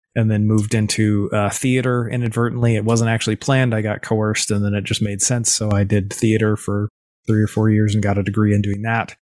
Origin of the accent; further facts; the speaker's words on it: East Coast of the US, United States; moved away as an adult; also born or lived in Los Angeles; I'm from the East Coast of the U S and moved to Los Angeles